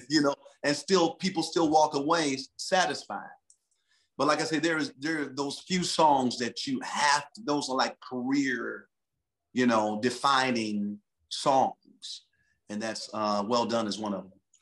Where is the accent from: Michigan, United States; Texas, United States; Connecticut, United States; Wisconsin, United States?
Michigan, United States; Detroit; now in California, United States; I'm from Detroit City